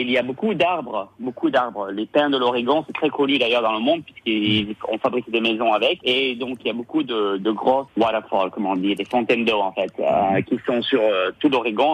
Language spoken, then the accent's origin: French; Cambo-les-Bains, Nouvelle-Aquitaine, France; moved away as an adult; also born or lived in Greece / San Francisco; now in Portland, United States; je viens du Pays Basque, je suis né en Grèce. J'ai grandi à Cambo-les-Bains